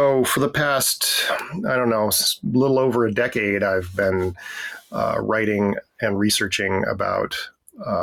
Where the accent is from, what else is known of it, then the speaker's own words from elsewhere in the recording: foothills outside of Denver, Colorado, United States; moved away as an adult; also born or lived in Atlanta, Georgia; now in Washington, D.C., United States; I grew up in Colorado in the United States, in the foothills outside of Denver